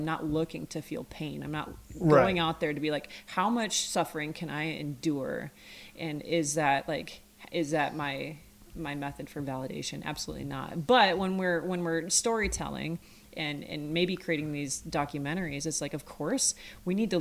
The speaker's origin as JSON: {"language": "English", "region": "Montana", "country": "United States", "tie": "born or raised there", "said": "growing up in Montana"}